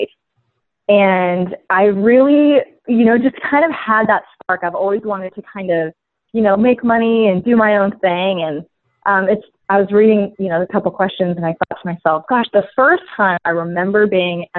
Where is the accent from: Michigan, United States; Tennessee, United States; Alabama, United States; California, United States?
California, United States; San Francisco Bay Area; I am from the San Francisco Bay Area, born and raised, still here